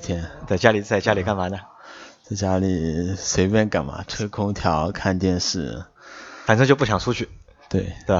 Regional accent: Shanghai, China; 我们三个都是土生土长的上海人

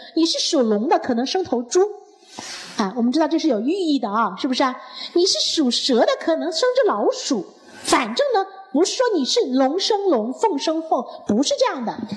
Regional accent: China; 我们中国人喜欢用一个孝字

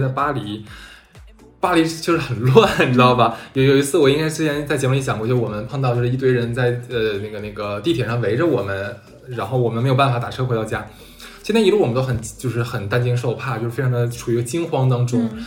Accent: Harbin, Heilongjiang, China; also born or lived in France; now in Shanghai, China; 其实你说我就是哈尔滨人嗯。然后我在那边生活那么多年了

